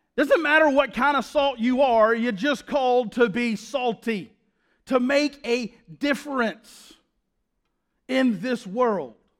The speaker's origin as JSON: {"language": "English", "region": "the South", "country": "United States", "said": "That's how we say it in the South"}